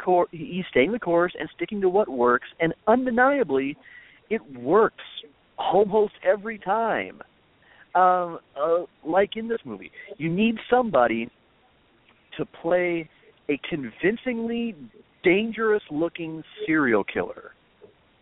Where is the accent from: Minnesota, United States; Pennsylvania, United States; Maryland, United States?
Minnesota, United States; born or raised there